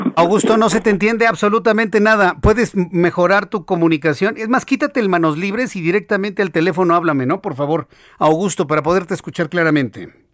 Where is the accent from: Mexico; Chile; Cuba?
Mexico; Los mexicanos no somos venezolanos